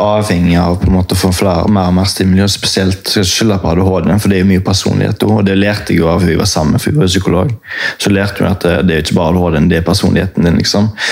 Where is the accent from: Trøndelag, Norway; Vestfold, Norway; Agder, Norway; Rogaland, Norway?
Rogaland, Norway; Haugesund; now in Oslo, Norway; Jeg kommer fra Haugesund